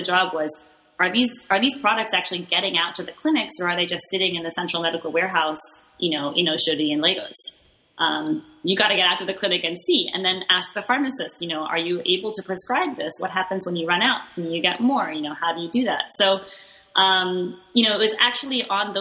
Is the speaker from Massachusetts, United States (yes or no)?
yes; Boston, Massachusetts, United States; moved away as an adult; now in Nigeria; growing up in New England in Boston